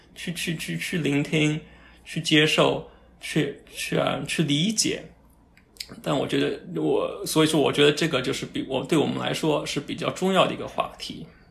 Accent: China; moved away; also born or lived in North America; 我们从小在国内长大的吧

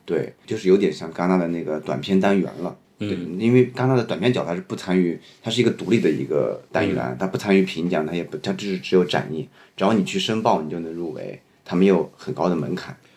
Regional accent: Shanxi, China; 我是山西人嘛

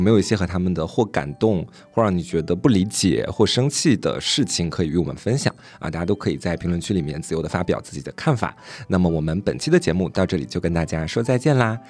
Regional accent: Anhui, China; moved away; 我们两个是老乡嘛，算是。虽然我们是玩南玩北

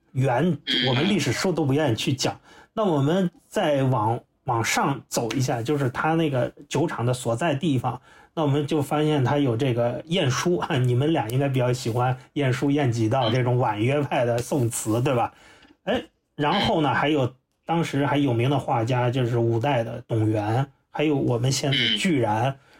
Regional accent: Xianyang, Shaanxi, China; now in Beijing, China; 我老家也是陕，我是陕西人啊，就都算西北人

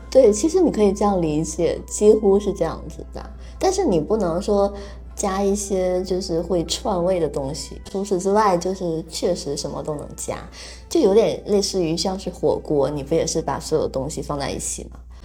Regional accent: Northeast China, China; moved away as an adult; now in Taiwan; 我也是一个东北人

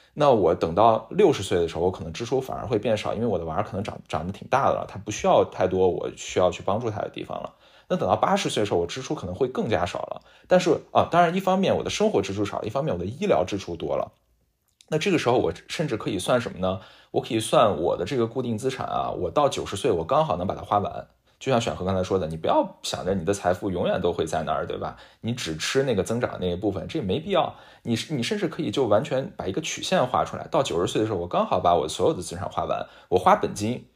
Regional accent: China; moved away; 我现在要搬回国，搬回我的老家

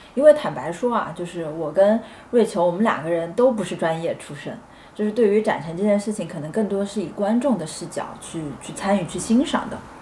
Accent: Chengdu, Sichuan, China; moved away as an adult; now in Shanghai, China; 我作为一个成都人来到上海这七年时间

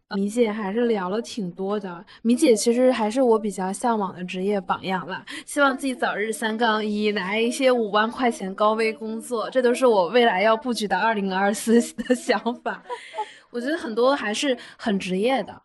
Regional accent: Northeast China, China; 我们是东北人嘛

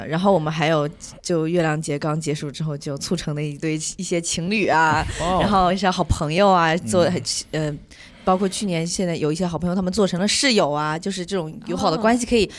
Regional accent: Ningbo, Zhejiang, China; now in New Zealand; 我是浙江宁波的

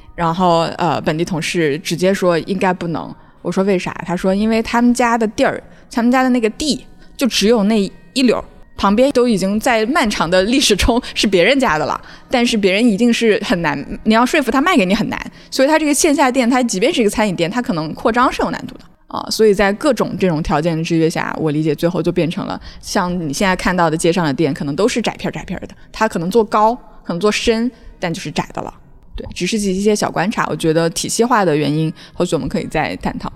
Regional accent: China; 我们来自北方大国

